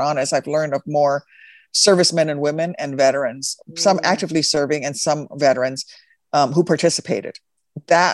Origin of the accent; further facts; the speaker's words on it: Midwest, United States; I'm from the Midwest. I am from a prairie state